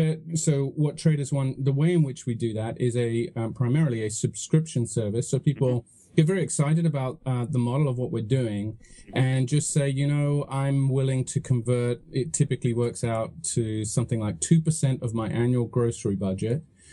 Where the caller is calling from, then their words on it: Santa Cruz, California, United States; I'm calling from a very beautiful, sunny Santa Cruz in California.